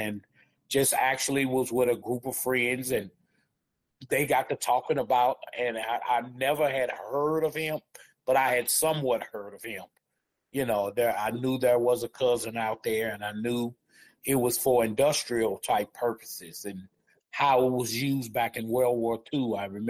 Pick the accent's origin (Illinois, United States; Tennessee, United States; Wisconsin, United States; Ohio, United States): Illinois, United States; Chicago; moved away as an adult; now in Denver, United States; I came from the Midwest, Chicago, Illinois.